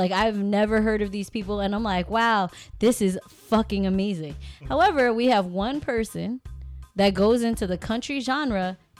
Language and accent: English; Newark, New Jersey, United States; Yeah, I was from Newark, New Jersey.